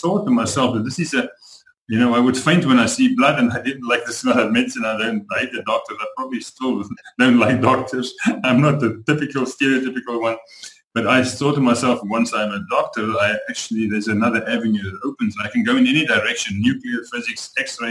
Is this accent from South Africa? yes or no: yes; South Africa; moved away as an adult; also born or lived in Canada / Panama; I'm from South Africa.